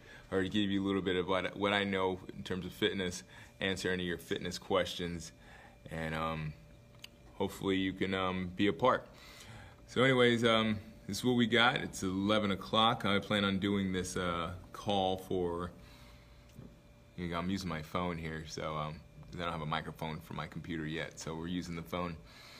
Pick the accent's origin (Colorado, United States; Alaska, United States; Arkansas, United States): Alaska, United States; Anchorage; I am from Alaska, Anchorage, Alaska. I went to high school in Anchorage, Alaska. From there, I moved around a lot because I was a military brat, but I ended up going to high school in Alaska, so I call that home